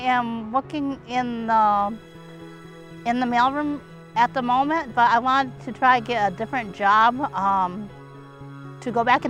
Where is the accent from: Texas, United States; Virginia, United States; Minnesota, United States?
Minnesota, United States; Minneapolis; also born or lived in South Korea; Yes, I grew up in Minneapolis my whole life.